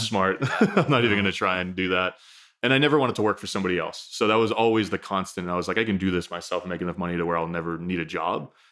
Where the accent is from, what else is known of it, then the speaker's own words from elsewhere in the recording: New Hampshire, United States; I grew up in New Hampshire, so, you know, north being, it's funny to think about that, forty-five minutes north of Boston